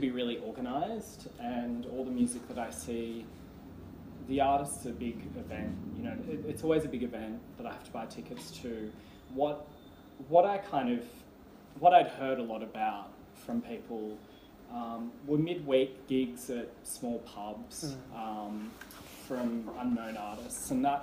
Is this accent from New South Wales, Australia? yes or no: yes; Sydney, New South Wales, Australia; also born or lived in Canberra; I grew up in the Sutherland Shire in Sydney, and then when I was 18, I moved to Canberra, where I stayed for 13 years